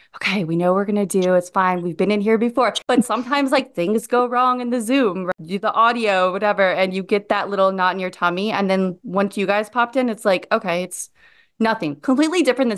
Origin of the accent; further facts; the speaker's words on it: Midwest, United States; moved away; I'm originally from the Midwest.